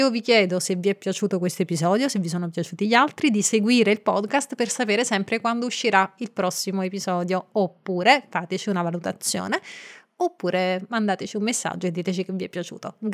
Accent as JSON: {"language": "Italian", "region": "Marche", "country": "Italy", "said": "del podcast Racconti di Viaggio. Come sai io sono marchigiana e quindi vorrei chiederti che vino abbineresti a una delle ricette più gustose della mia regione, le olive alla scolana."}